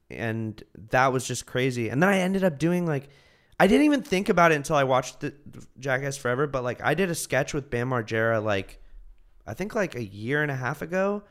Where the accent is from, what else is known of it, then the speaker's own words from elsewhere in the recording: Martinez, California, United States; now in Los Angeles, United States; I'm from the Bay